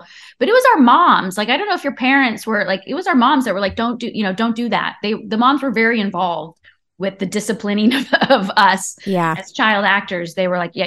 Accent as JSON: {"language": "English", "area": "Orange County", "region": "California", "country": "United States", "tie": "born or raised there", "said": "Orange County is where I grew up"}